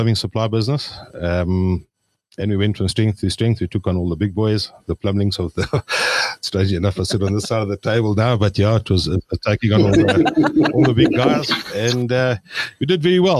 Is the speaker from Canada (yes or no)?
no; Polokwane, Limpopo, South Africa; also born or lived in Zimbabwe; now in Johannesburg, South Africa; I was born in Zimbabwe, call it 50 years ago. We came to South Africa in 81 with my parents, obviously. Did high school